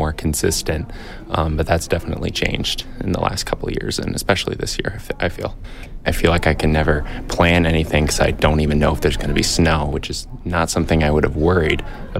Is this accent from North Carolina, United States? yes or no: no; DeKalb Junction, New York, United States; I am from DeKalb Junction, New York, and I'm majoring in technological communications.